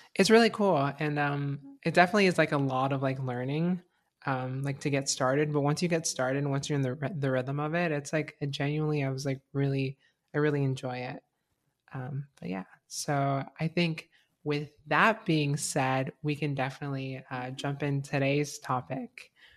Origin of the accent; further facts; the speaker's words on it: Florida, United States; now in Gainesville, United States; my hometown is pretty conservative